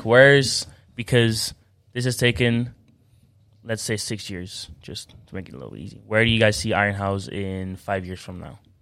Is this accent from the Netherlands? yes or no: yes; Amersfoort, Utrecht, Netherlands; I'm from Amersfoort